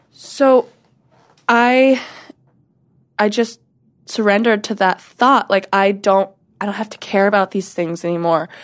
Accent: Washington, United States; also born or lived in North Carolina / Portland; now in Los Angeles, United States; North Carolina is where I was born. I am from Washington, where I was raised

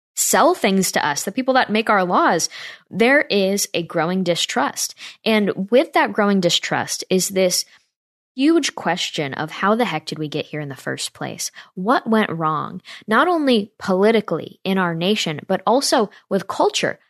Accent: Northeast, United States; moved away; I'm from the Northeast where, like, every neighborhood house is covered in, like, fake spider webs

